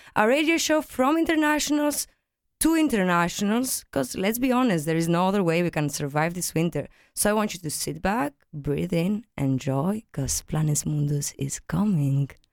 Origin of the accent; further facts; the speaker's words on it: Greece; moved away as an adult; now in Aarhus, Denmark; I come from Greece